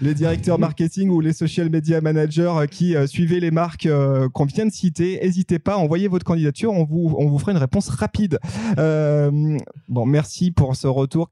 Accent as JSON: {"language": "French", "area": "Savoy", "region": "Auvergne-Rhône-Alpes", "country": "France", "said": "je suis savoyard"}